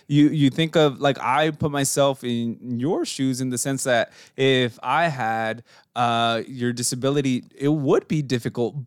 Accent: Mexico; moved away; growing up in Mexico

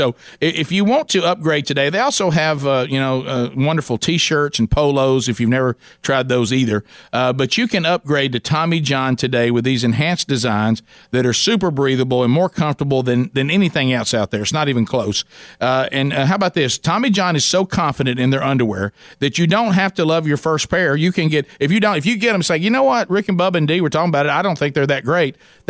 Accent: the South, United States; We're all from the South. Summers can be brutal.

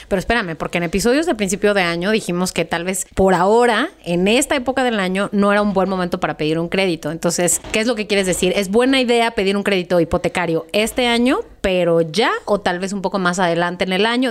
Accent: Mexico; somos los mexicanos

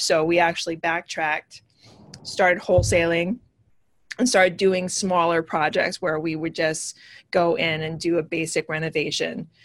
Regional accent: Hawaii, United States; moved away as an adult; also born or lived in California / New York; now in New Jersey, United States; I am originally from Hawaii. I moved to New York back in 2001 ish.

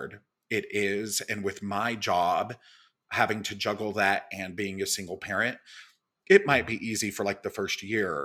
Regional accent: Little Rock, Arkansas, United States; moved away as an adult; also born or lived in Mississippi / Bald Knob, Arkansas; now in New York, United States; I grew up in Little Rock and my family is actually from a very, very small town called Bald Knob.

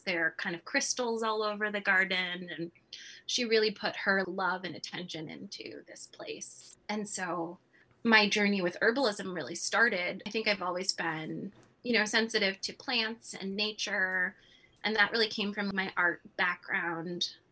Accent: California, United States; moved away as an adult; now in Midwest, United States; I was born in California, which I think is a very far cry from where I am today, which is the middle of winter in the Midwest.

